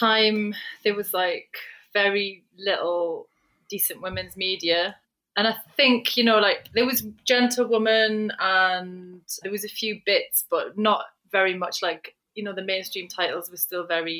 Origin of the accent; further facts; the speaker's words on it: just outside of Newcastle, North East England, United Kingdom; I grew up in just outside of Newcastle in the northeast